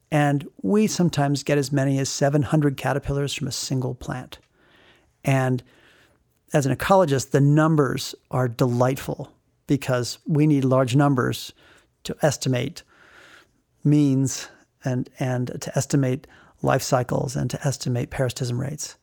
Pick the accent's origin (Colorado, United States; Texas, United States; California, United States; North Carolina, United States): Colorado, United States; Rifle; growing up in Rifle